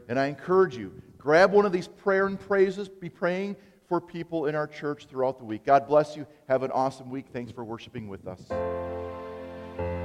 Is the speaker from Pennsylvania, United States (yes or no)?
no; Appleton, Wisconsin, United States; growing up in Appleton